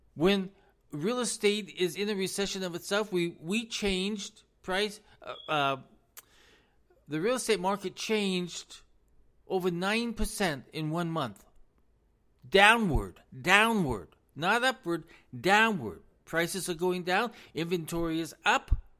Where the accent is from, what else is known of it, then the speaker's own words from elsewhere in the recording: United States; as American citizens